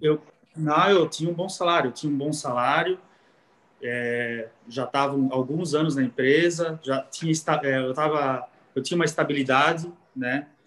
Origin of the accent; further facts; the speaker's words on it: Timbó, Santa Catarina, Brazil; Eu sou de Timbó e eu trabalhava em Blumenau